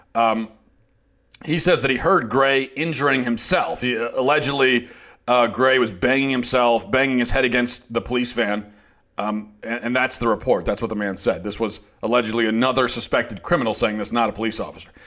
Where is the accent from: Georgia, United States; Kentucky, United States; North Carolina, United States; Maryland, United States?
Maryland, United States; Baltimore; I'm from the Baltimore area